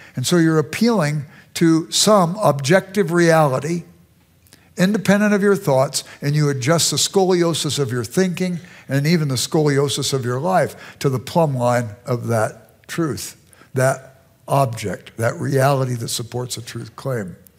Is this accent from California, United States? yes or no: yes; Los Angeles, California, United States; moved away as an adult; also born or lived in Chicago suburbs, Illinois; now in Chicago, United States; I grew up in South Central Los Angeles